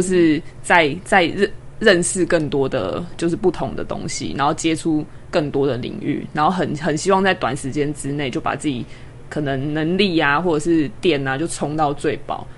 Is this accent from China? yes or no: no; Kaohsiung, Taiwan; moved away as an adult; now in Taipei, Taiwan; 因为我是高雄人，嗯。所以其实我是，等于是在台北租房子。 那我自己的家人都在高雄